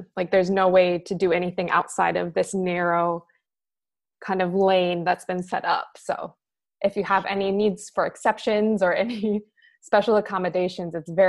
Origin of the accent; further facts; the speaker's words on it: United States; now in Japan; As an American